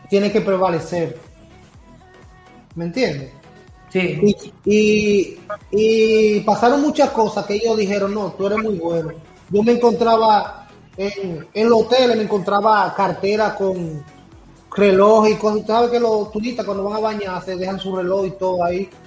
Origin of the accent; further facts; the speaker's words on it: Puerto Plata, Dominican Republic; Y yo vengo de Puerto Plata, que lo que era caminar, ocho para acá, cuatro para acá